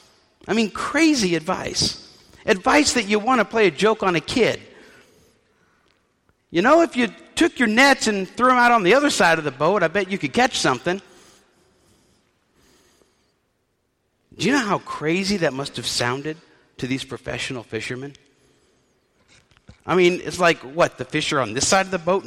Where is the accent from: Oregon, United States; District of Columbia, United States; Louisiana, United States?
Louisiana, United States; New Orleans; I was raised in New Orleans